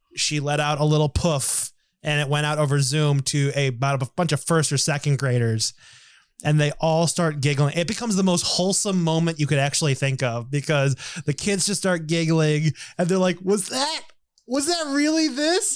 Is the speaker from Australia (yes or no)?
no; United States; he picked me out as American right away